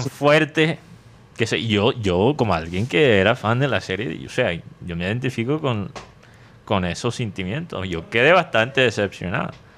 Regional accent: Medellín, Antioquia, Colombia; yo soy de Medellín

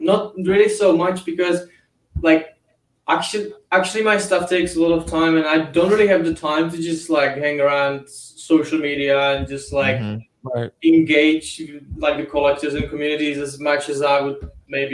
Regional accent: Czechia; I'm from Czech Republic, which is Central Europe

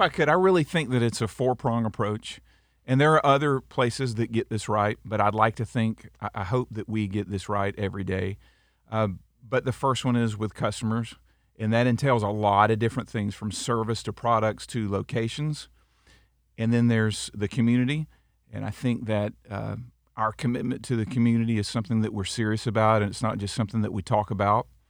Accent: Auburndale, Florida, United States; also born or lived in Tennessee; I loved growing up in Auburndale

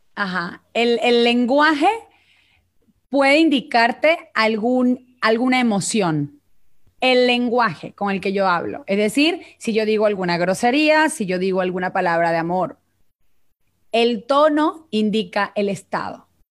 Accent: Venezuela; accent: Venezuelan; moved away as an adult; now in Mexico; mi acento es venezolano

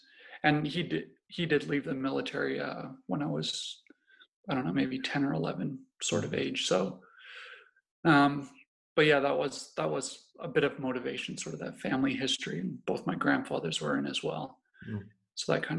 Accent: Canada; Yeah, so I grew up all over Canada, really. My father was in the Canadian Forces at the time, in the Air Force, so that got us to moving all over the place

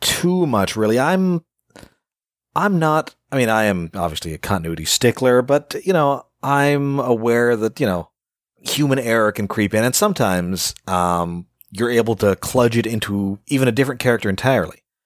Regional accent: Canada; I'm Canadian

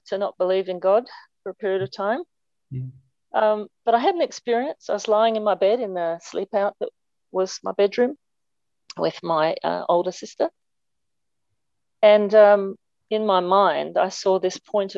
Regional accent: Clare, South Australia, Australia; now in Adelaide, Australia; I grew up in Clare, just in the mid-north

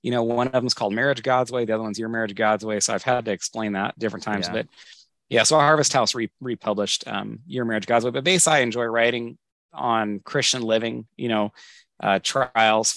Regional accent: Northern California, United States; moved away as an adult; also born or lived in Southwest Washington; now in Washington, United States; My wife and I grew up together in Northern California.

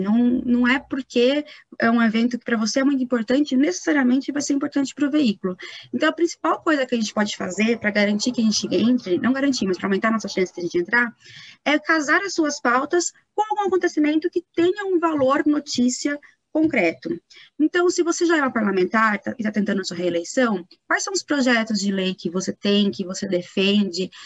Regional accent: Itatiba, São Paulo, Brazil; now in São Paulo, Brazil; eu sou de Itatiba, né? moro em São Paulo, mas sou do interior de São Paulo

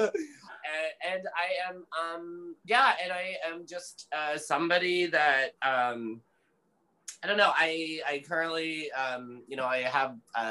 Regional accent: Ontario, Canada; moved away as an adult; also born or lived in Calgary, Alberta; now in Vancouver, Canada; I was born in Alberta, actually Calgary, Alberta. And I've only lived really in Canada. So I, which is, you know, but I grew up in Ontario

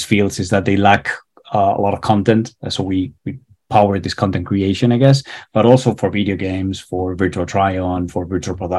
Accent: Spain; English is a second language; now in Dublin, Ireland; I'm not from Ireland. I'm actually from Spain

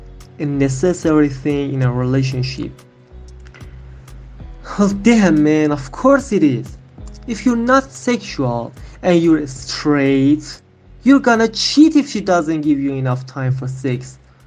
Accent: Iran; now in Turkey; from Iran, but I currently live in Turkey.

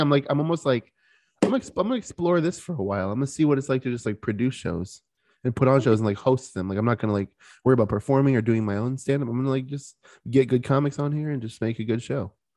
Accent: Florida, United States; I'm from Florida

